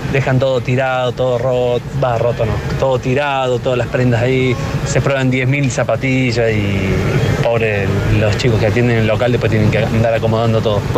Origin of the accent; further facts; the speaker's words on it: Lomas de Zamora, Buenos Aires Province, Argentina; Yo soy porteño de Buenos Aires, Loma de Zamora.